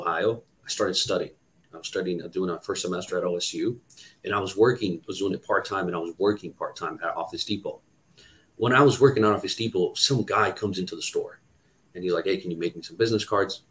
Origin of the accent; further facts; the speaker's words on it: Brazil; English is a second language; now in United States; I was born and raised in Brazil